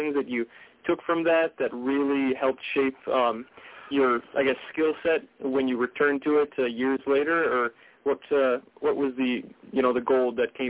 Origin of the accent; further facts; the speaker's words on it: North Dakota, United States; I was born and raised in North Dakota, and there's not exactly a film scene out here.